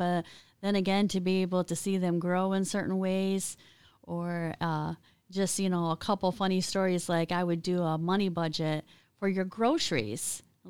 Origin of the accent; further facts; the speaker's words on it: Eaton Rapids, Michigan, United States; I was a sheltered growing up in Eaton Rapids on a farm with a strict dad, right?